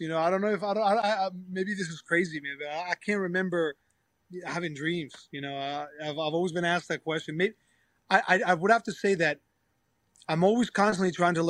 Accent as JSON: {"language": "English", "region": "southern Spain", "country": "Spain", "accent": "southern Spanish", "said": "I have my own accent from my own province down south. And then you go to Madrid and you lose your accent"}